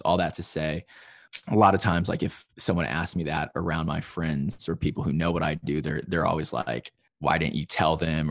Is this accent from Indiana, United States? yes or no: yes; Evansville, Indiana, United States; moved away as an adult; also born or lived in Chicago, Illinois; now in Nashville, United States; my hometown of Evansville, Indiana, which is in, uh, southern Indiana